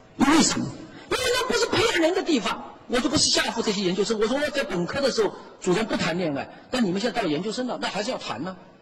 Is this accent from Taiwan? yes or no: no; Sichuan, China; moved away as an adult; also born or lived in Zhejiang; now in Hangzhou, China; 我从四川来的